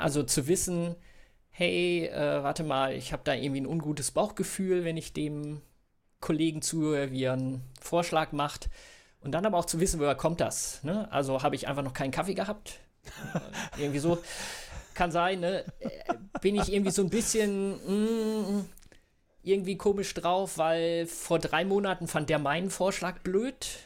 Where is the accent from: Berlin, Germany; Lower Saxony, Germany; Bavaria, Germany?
Lower Saxony, Germany; Bückeburg; now in Hamburg, Germany; gebürtig aus Bückeburg, das sage ich auch mal gerne dazu, so ist in Mitte zwischen Bielefeld und Hannover.